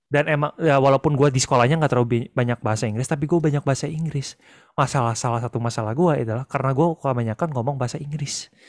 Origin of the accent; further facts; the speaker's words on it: Malang, East Java, Indonesia; also born or lived in Bandung; Bayangin, gue tuh dulu pindahan dari Malang guys. Pindah ke Bandung.